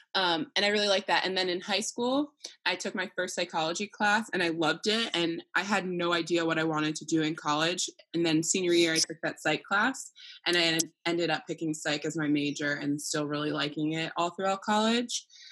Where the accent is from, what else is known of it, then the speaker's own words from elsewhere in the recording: New Jersey, United States; moved away as an adult; also born or lived in Maryland; now in California, United States; I'm from New Jersey, just like you, down the street